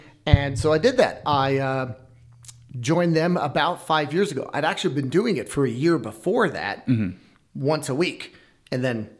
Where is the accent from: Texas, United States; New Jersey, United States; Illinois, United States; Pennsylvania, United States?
Pennsylvania, United States; moved away as an adult; also born or lived in Southern Utah; No, I'm from Pennsylvania.